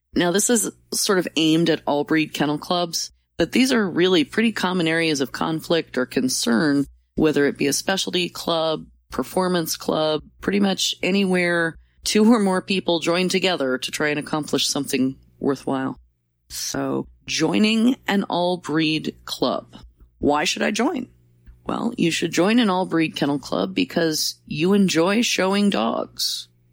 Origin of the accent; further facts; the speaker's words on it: Roseburg, Oregon, United States; My hometown, Roseburg